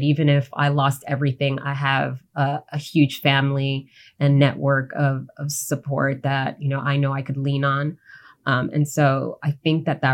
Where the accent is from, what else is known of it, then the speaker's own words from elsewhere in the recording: U.S. Virgin Islands; growing up in the Caribbean, despite the fact that, yes, I'm a Black woman, I am American, I also grew up as a majority